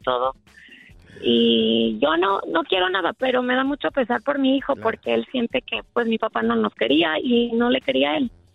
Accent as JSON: {"language": "Spanish", "country": "Ecuador", "moved": "yes", "lives_now": "United States", "said": "yo vivo aquí, pero soy del Ecuador"}